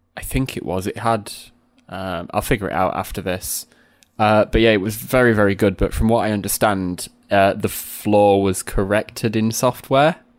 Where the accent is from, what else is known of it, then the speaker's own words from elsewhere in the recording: Sheffield, Yorkshire and the Humber, United Kingdom; also born or lived in Barnsley; I'm from, like, an in-between part of Sheffield, which is halfway Sheffield and between Sheffield and Barnsley.